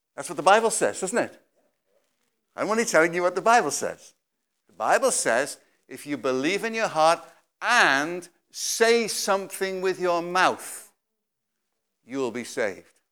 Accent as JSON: {"language": "English", "region": "Wales", "country": "United Kingdom", "said": "I came all the way from Wales"}